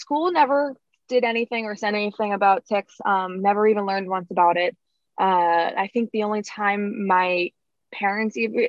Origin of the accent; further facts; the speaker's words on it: Oyster Bay, New York, United States; also born or lived in Texas; I grew up here. I was actually adopted from Texas, but I grew up here in Oyster Bay, right on Split Rock Road and 25A. That's where my house is.